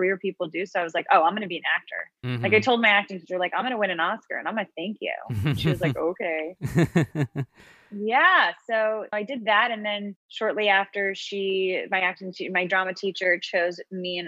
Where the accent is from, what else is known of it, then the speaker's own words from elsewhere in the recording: New York City, New York, United States; I am born and raised in New York City.